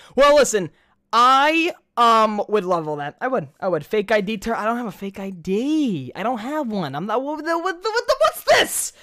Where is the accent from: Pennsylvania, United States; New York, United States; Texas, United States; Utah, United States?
New York, United States; accent: New York; I'm from New York